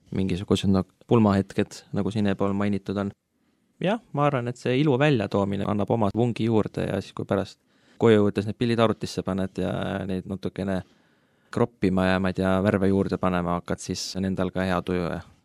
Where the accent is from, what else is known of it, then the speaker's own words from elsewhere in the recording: Tartu, Tartu County, Estonia; moved away as an adult; now in Tallinn, Estonia; pärit Tartust, nüüd elan Tallinnas juba viimased viis-kuus aastat